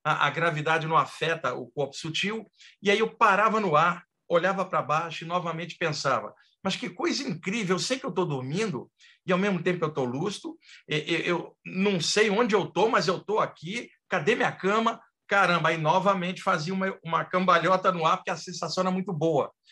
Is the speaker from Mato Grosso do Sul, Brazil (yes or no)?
no; Rio de Janeiro, Brazil; moved away as an adult; now in São Paulo, Brazil; Eu sou do Rio de Janeiro, eu nasci em 1961, eu moro desde o final da década de 80 aqui em São Paulo, e lá no Rio de Janeiro, onde eu cresci